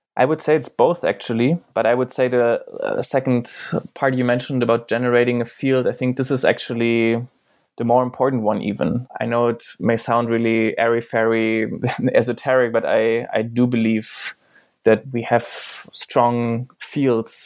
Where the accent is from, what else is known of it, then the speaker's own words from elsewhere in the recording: eastern Germany, Germany; I grew up in Germany